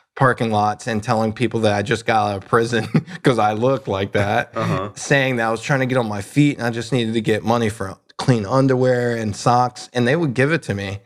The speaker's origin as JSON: {"language": "English", "region": "North Carolina", "country": "United States", "said": "I'm from North Carolina"}